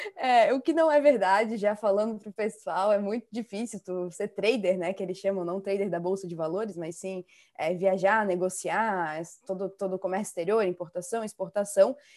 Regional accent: Balneário Camboriú, Santa Catarina, Brazil; Eu sou do sul, eu moro em Balneário Camboriú agora, no ah, momento

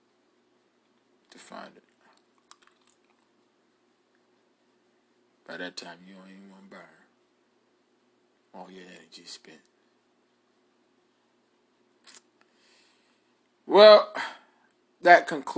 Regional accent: New York City, New York, United States; moved away

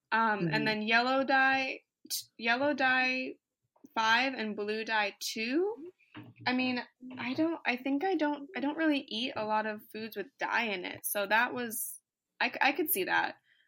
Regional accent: Virginia, United States; also born or lived in Tennessee; now in San Diego, United States; But my family lives in the Midwest, and I grew up in Virginia and Tennessee, and I didn't even get bit back when I lived over there.

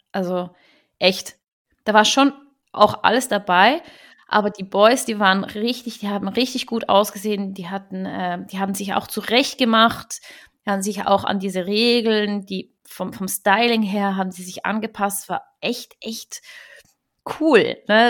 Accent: Switzerland; viele Schweizer, mich inklusive

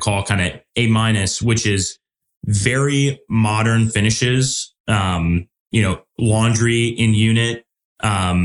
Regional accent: Midwest, United States; Being a Midwesterner

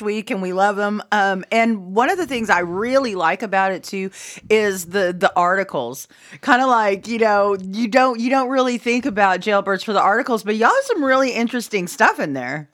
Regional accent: Caddo County, Oklahoma, United States; where we're from, we're from Caddo County

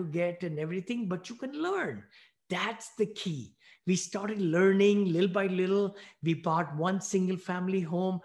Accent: New Delhi, Delhi, India; moved away as an adult; also born or lived in Bowling Green, Ohio / Findlay, Ohio; now in United States; I'm a mechanical engineer from New Delhi, India. I grew up there. I was born there

